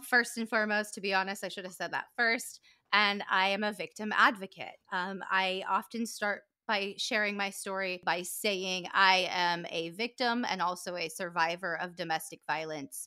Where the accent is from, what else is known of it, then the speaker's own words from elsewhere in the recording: Calabasas, California, United States; I grew up in Calabasas, California